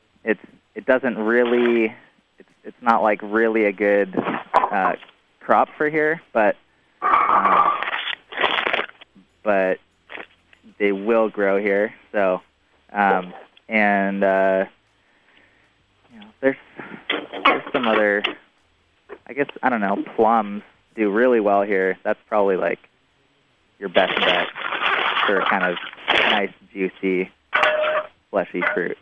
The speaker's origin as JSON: {"language": "English", "town": "Seattle", "region": "Washington", "country": "United States", "tie": "born or raised there", "lives_now": "Orcas Island, United States", "said": "I grew up in Seattle"}